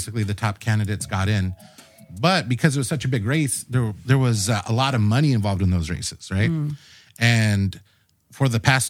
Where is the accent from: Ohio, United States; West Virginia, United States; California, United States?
California, United States; National City; born and raised in the South Bay, specifically born and raised in National City, lifelong resident. Woo-hoo. Currently live there in a house I've owned for the last 12 years with my wife, Stephanie, and our two daughters.